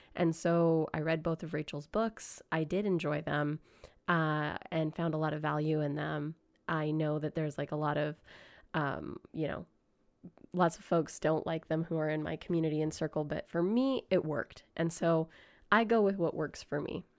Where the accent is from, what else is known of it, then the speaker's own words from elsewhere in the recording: Grande Prairie, Alberta, Canada; I grew up in Grand Prairie, Alberta